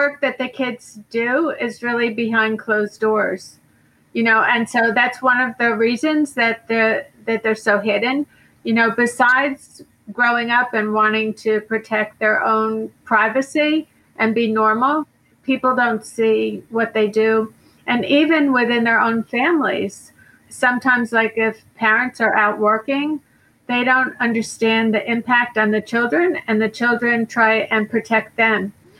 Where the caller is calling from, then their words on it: Boca Raton, Florida, United States; I'm calling in from Boca Raton, Florida.